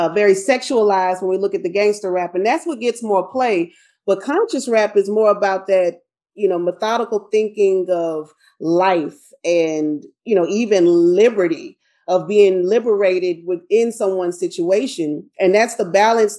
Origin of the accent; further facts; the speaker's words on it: Shreveport, Louisiana, United States; moved away as an adult; now in Texas, United States; I grew up in Shreveport, Louisiana